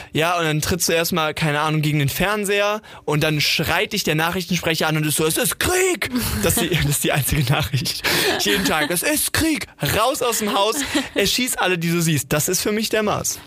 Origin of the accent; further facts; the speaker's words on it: Sauerland, North Rhine-Westphalia, Germany; Wir haben ja letztes Mal schon über meine Heimat gesprochen, das geliebte Sauerland